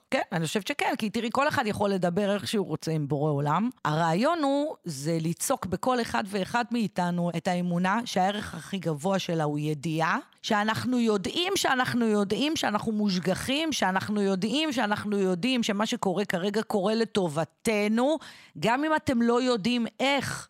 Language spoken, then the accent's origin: Hebrew; Israel; נולדתי במדינת ישראל